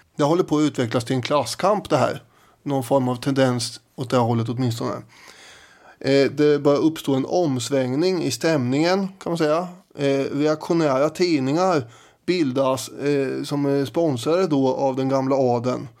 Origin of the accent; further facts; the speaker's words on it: Sweden; vi svenskar